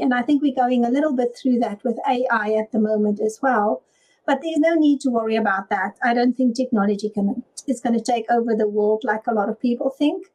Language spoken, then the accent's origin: English; South Africa; now in United Kingdom; I'm originally from South Africa